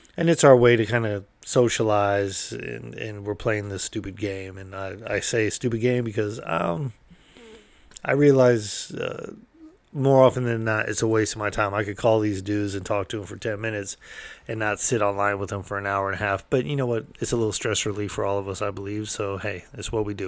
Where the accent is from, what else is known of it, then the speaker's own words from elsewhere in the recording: California, United States; I'm from California